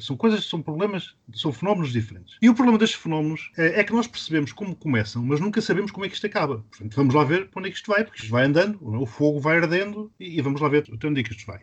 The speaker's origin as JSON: {"language": "Portuguese", "region": "Maputo", "country": "Mozambique", "tie": "born or raised there", "moved": "yes", "lives_now": "Portugal", "said": "a cidade onde eu nasci, Lourenço Marques, passou a chamar-se Maputo"}